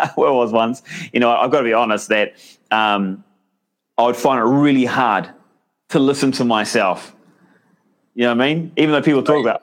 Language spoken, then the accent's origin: English; New Zealand; I'm a Kiwi